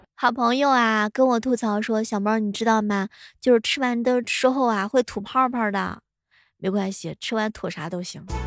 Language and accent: Chinese; Xuzhou, Jiangsu, China; 我们徐州这边